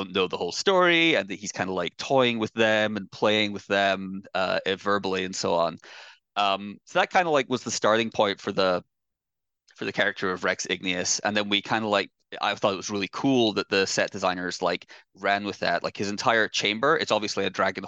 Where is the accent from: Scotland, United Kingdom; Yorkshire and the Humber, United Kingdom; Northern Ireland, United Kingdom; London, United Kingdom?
Scotland, United Kingdom; moved away as an adult; now in United States; I grew up in Scotland